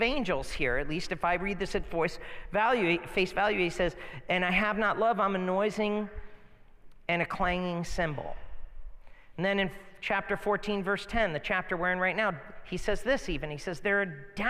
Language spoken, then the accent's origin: English; United States; moved away; also born or lived in near Boston, Massachusetts; I grew up near New York City and I also grew near Boston, so I know the accents